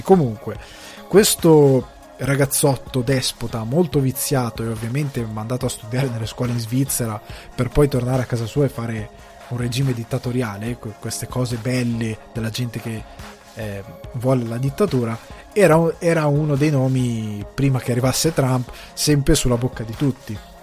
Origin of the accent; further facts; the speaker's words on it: Milan, Lombardy, Italy; also born or lived in Sicily; i miei genitori sono siciliani, noi eravamo trasferiti a Milano, tutti i Natali che ho fatto li ho fatti a casa nostra